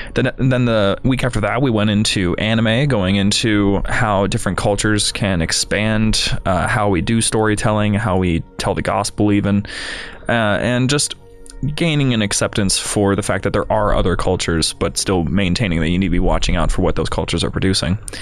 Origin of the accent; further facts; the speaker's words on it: Ohio, United States; now in Chicago, United States; I'm from Ohio, you have to drive twenty minutes to get to the nearest church